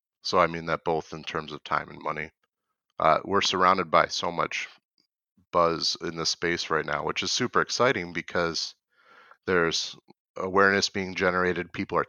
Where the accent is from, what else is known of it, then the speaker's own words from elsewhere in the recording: Michigan, United States; now in Twin Cities, United States; So I was raised in Michigan, and I moved to the Twin Cities in Minnesota to actually work at Cargill about 5 years ago now.